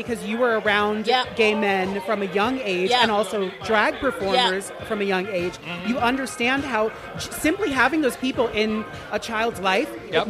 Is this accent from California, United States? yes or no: no; Teaneck, New Jersey, United States; I'm from Teaneck, New Jersey.